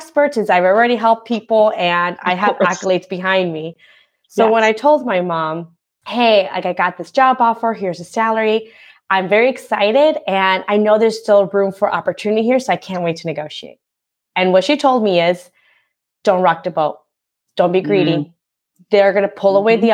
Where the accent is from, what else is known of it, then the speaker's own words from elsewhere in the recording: Guatemala; moved away; I'm a first generation immigrant. So I was born in Guatemala